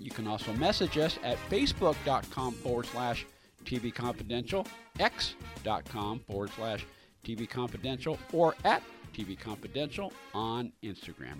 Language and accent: English; Bay Area, California, United States; also born or lived in Napa Valley, California; I grew up in the Bay Area, and I lived before I moved down here. I lived in the Napa Valley area for about 10 years